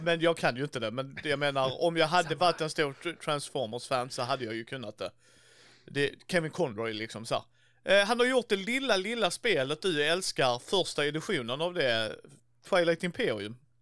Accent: Helsingborg, Skåne, Sweden; var är du ifrån? Så bara Helsingborg

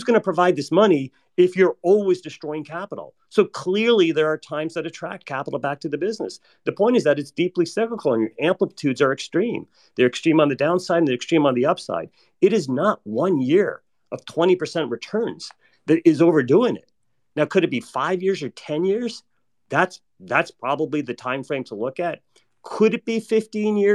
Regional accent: United States; I'm American

